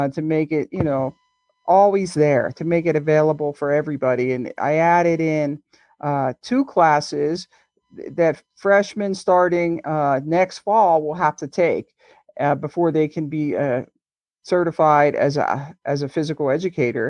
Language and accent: English; just outside of Pittsburgh, Western Pennsylvania, United States; I grew up in Western Pennsylvania, just outside of Pittsburgh